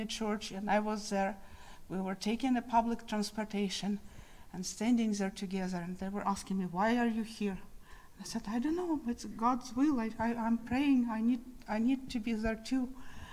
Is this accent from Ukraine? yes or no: yes; Kyiv, Ukraine; moved away; So I was born in Ukraine. I'm from the capital of Ukraine.